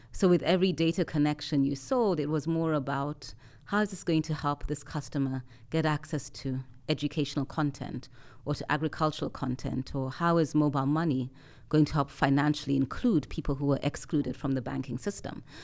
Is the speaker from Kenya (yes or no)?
yes; Nairobi, Kenya; I come from Nairobi, so sitting in, in my home city